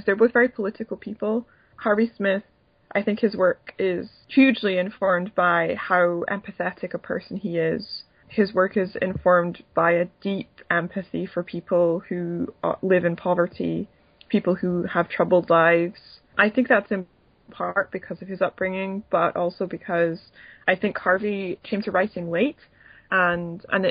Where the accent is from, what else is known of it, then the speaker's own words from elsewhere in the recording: Edinburgh, Scotland, United Kingdom; moved away; I wanted to go to Edinburgh, my hometown